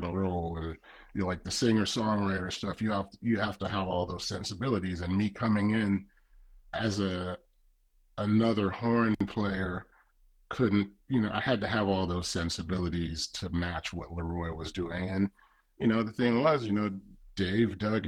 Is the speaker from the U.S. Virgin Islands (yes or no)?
yes; U.S. Virgin Islands; moved away; I grew up in the Virgin Islands